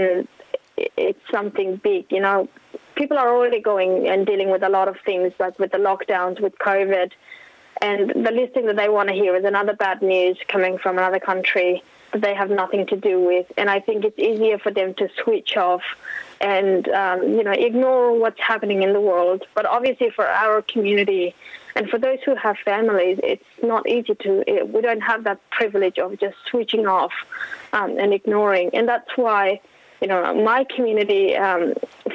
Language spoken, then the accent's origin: English; Afghanistan; now in Australia; People in my hometown, people in my community